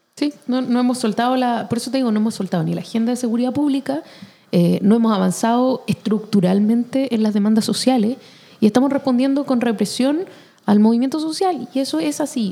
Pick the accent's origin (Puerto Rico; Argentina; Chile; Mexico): Chile; como chilenos